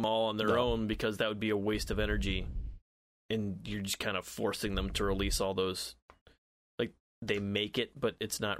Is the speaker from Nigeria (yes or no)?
no; Southwest, United States; when I was a kid growing up in the South, literally fucking everything was poisonous growing up in the U.S. Southwest.